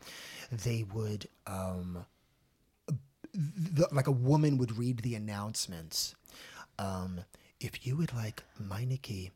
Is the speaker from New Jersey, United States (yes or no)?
yes; New Jersey, United States; I'm from New Jersey